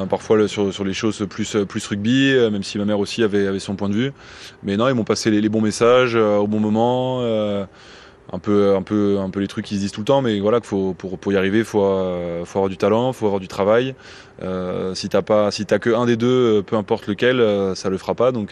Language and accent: French; Belgium; Alors oui, j'ai grandi en Belgique, mais euh, j'étais au lycée français où j'étais avec pas mal de Français dans le système scolaire français.